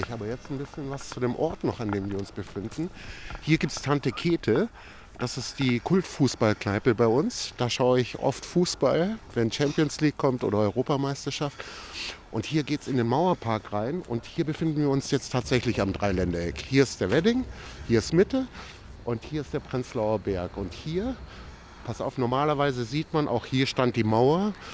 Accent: Croatia; now in Germany; Also in meinem Heimatdorf in den kroatischen Dinara Gebirgen waren wir so 50 Prozent Kroaten, 50 Prozent Serben. Aber wir waren natürlich trotzdem Jugoslawen und wir waren Tito-Jugoslawen.

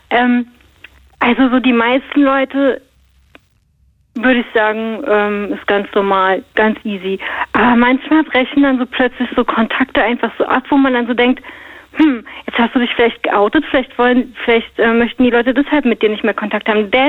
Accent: Brandenburg, Germany; born there; Ich bin, ich bin in Brandenburg geboren.

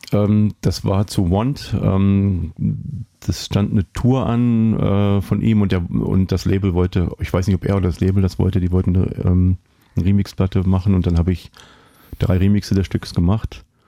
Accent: East Germany, Germany; ich bin im Osten aufgewachsen

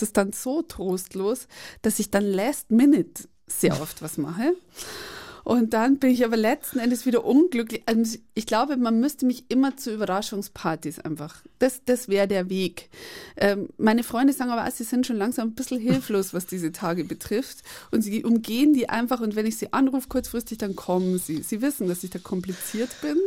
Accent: Bavaria, Germany; ich komme einfach aus Bayern, wir sprechen alles falsch ja, aus

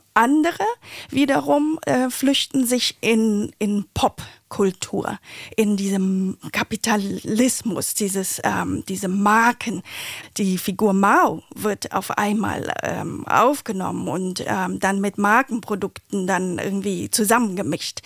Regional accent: Vietnam; now in Berlin, Germany; Ich bin in Vietnam geboren äh, und chinesischer Abstammung

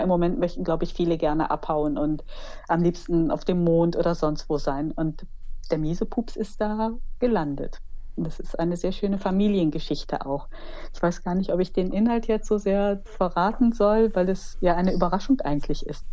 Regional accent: Wuppertal, North Rhine-Westphalia, Germany; Ich bin auch in Elberfeld geboren

